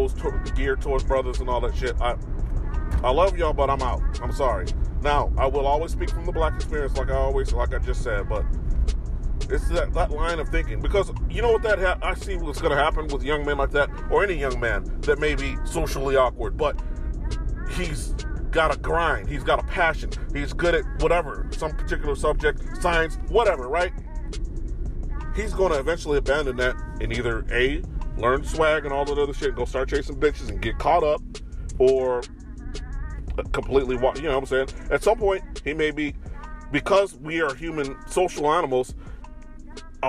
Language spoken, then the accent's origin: English; Chicago, Illinois, United States; moved away; walking around Chicago, which I'm my hometown